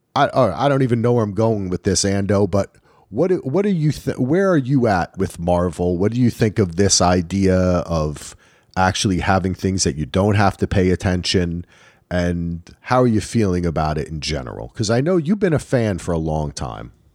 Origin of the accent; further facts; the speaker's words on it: Northern New Jersey, United States; I grew up in Northern New Jersey